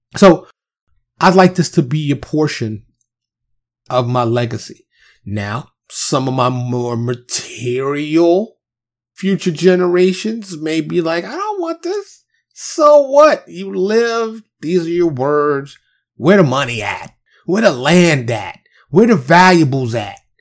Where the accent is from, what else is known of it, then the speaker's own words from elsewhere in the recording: New York City, New York, United States; I'm a kid from Harlem in the South Bronx, right? Kid running around the streets of New York City, single parent home